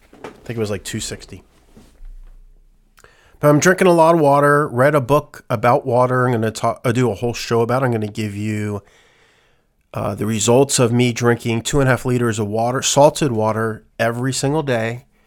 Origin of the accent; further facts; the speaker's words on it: England, United Kingdom; Like, we're, as English people, we're used to it.